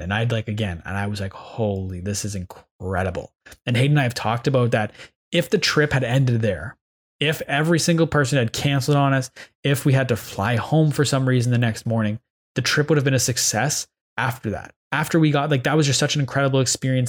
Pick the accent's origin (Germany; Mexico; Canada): Canada; Ottawa, Ontario; I'm from Canada. I'm from Ottawa